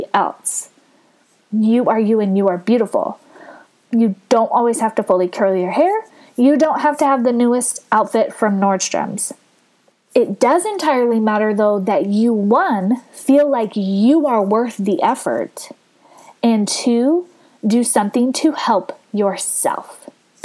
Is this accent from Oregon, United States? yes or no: no; California, United States; moved away; my home state of California